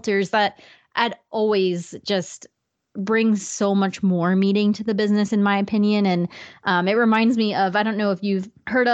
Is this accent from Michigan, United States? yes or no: no; New Jersey, United States; moved away as an adult; now in North Carolina, United States; I'm from New Jersey and my husband and I moved down here summer of 2019.